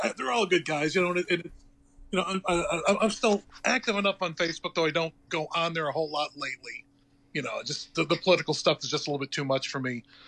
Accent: Chicago, Illinois, United States; moved away as an adult; now in Baltimore, United States; born and raised on the South Side

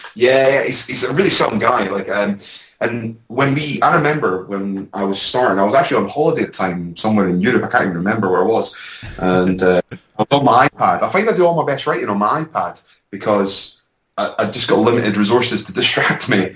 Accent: Edinburgh, Scotland, United Kingdom; also born or lived in London; I was based in London up until recently, and uh, I'm back in my hometown of Edinburgh.

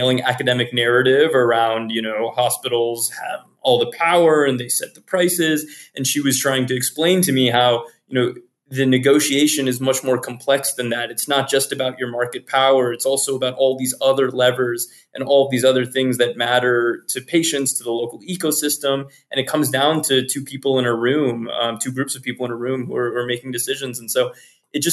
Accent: Virginia, United States; moved away; as an EMT in my hometown in Virginia

